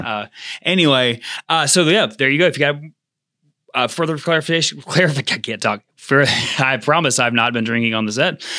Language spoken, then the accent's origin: English; United States; as American Christians